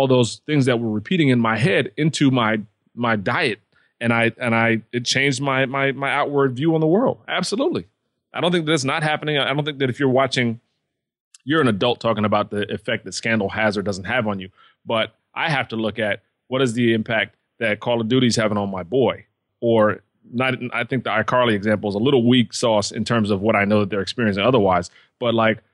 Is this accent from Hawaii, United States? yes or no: no; outside of New York, United States; I grew up outside of New York